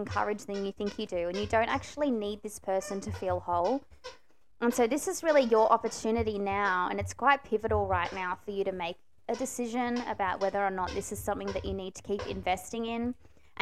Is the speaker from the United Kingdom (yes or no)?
no; Melbourne, Victoria, Australia; moved away; I came from Chelsea Heights, the renovator's dream